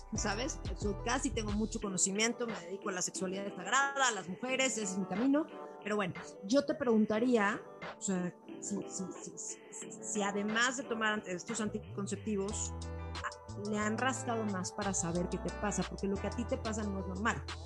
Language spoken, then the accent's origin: Spanish; Cuernavaca, Morelos, Mexico; crecí en Cuernavaca